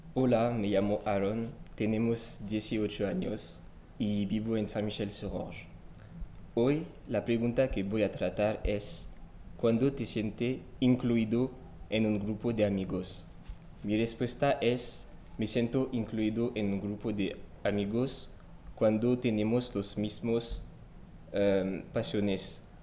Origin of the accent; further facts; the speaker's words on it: French Guiana; Spanish is a second language; moved away; soy francés y no solo europeo, sino también eh, sudamericano porque nació en Guyana francesa